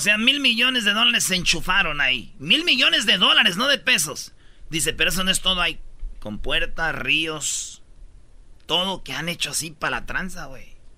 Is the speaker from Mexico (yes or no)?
yes; Jiquilpan, Michoacán, Mexico; el señor Lázaro Cárdenas nació en mi pueblo, Jiquilpan, Michoacán